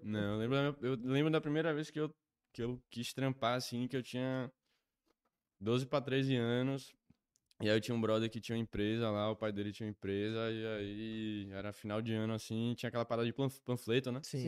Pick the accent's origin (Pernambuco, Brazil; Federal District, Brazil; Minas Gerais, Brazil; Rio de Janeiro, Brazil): Pernambuco, Brazil; Recife; eu sou de Recife